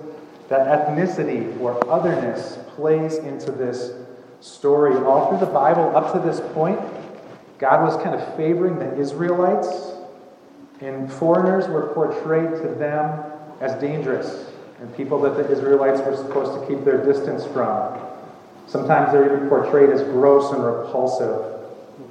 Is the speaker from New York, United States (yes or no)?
no; just outside of Chicago, Illinois, United States; I grew up just outside of Chicago, and there were almost 4,000 students at my high school